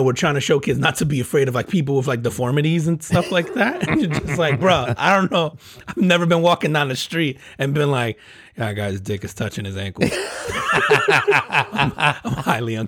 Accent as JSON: {"language": "English", "town": "Newark", "region": "New Jersey", "country": "United States", "tie": "born or raised there", "also_born_or_lived": "Elizabeth, New Jersey", "said": "I grew up in Newark, New Jersey, man, and Elizabeth"}